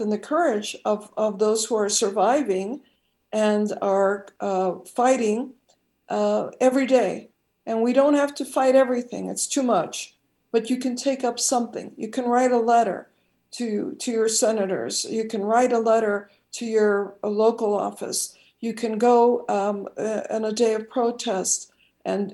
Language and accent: English; Chicago, Illinois, United States; my hometown of Chicago